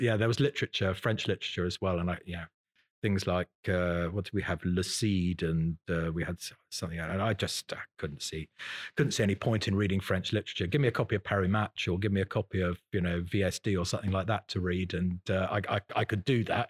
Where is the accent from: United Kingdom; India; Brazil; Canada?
United Kingdom; Salisbury, South West England; also born or lived in Newbury / Bruton, Somerset / Ross-on-Wye; I was born in Salisbury in Wiltshire